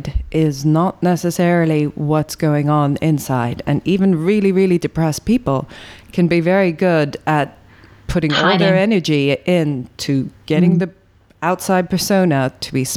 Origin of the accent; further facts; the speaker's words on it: Ireland; being Irish